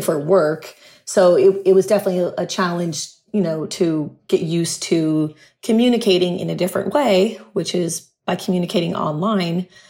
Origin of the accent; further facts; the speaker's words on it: Huntington Beach, California, United States; moved away as an adult; also born or lived in San Diego / Malibu / Santa Monica; now in Puerto Rico; I'd been in Southern California my entire life. I grew up in Huntington Beach